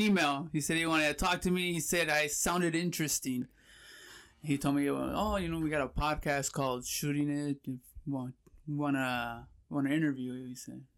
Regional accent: Pomona, California, United States; also born or lived in Fullerton, California; Born and raised in California, grew up in Pomona.

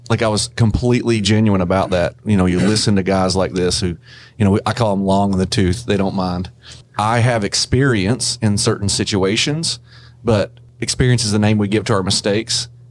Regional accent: Kentucky, United States; I'm from Kentucky

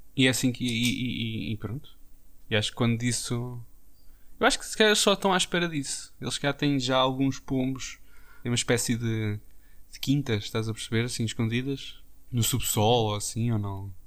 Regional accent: Portugal; como bons portugueses que somos

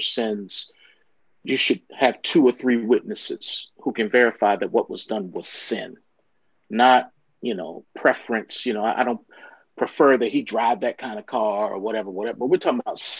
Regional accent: Baltimore, Maryland, United States; I'm from Baltimore, Maryland, and there was a church in my hometown

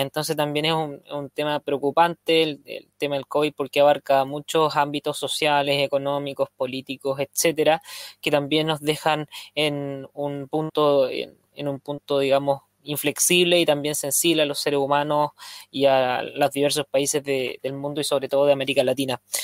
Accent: Chile; en mi país, en Chile

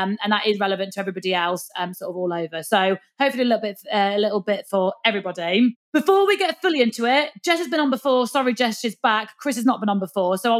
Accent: the north of England, United Kingdom; accent: Northern; hopefully you understand my Northern accent

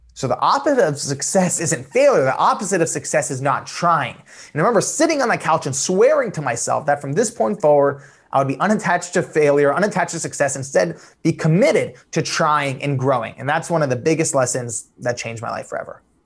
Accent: Los Angeles, California, United States; also born or lived in Iran (family); I'm from Los Angeles.

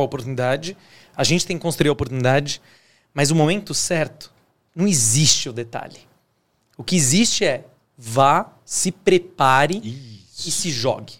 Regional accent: Águas da Prata, São Paulo, Brazil; now in São Paulo, Brazil; Eu vim de Águas da Prata

